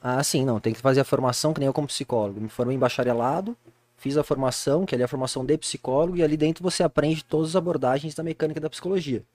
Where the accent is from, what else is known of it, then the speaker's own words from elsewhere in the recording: Jundiaí, São Paulo, Brazil; now in Itupeva, Brazil; Eu nasci em Jundiaí, sou nascido e criado aqui